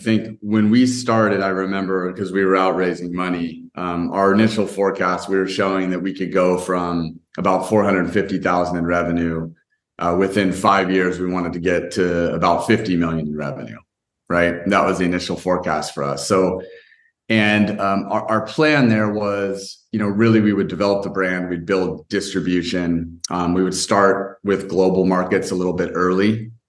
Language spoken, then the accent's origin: English; California, United States; And you know, I grew up in Northern California, kind of in the Silicon Valley area.